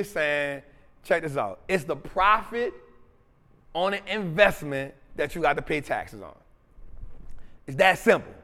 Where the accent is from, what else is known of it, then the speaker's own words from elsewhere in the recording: New Orleans, Louisiana, United States; Memphis and New Orleans, that 504, right? My hometown